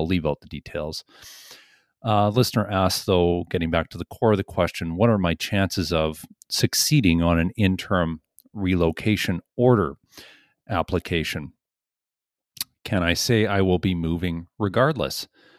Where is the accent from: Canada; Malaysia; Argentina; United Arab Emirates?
Canada; Ontario; I'm from Ontario and I have a family and a job there.